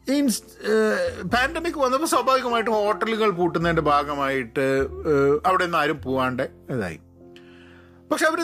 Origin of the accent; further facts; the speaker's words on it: Kerala, India; ഞങ്ങൾ മലയാളികളുടെയൊക്കെ എന്ത് ഈവെൻ്റ് ആണെങ്കിലും